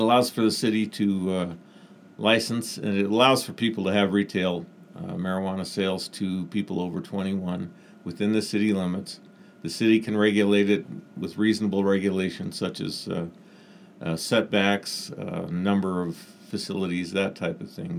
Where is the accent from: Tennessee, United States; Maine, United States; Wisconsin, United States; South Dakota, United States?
South Dakota, United States; moved away as an adult; now in Klamath Falls, United States; I grew up in South Dakota.